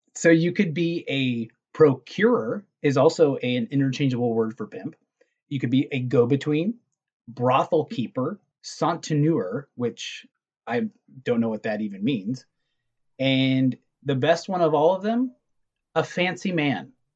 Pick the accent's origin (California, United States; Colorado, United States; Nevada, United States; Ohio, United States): California, United States; Southern; we're from Southern California